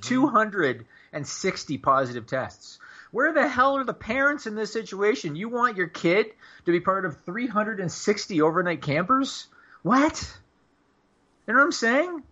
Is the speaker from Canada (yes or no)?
yes; Canada; I'm Canadian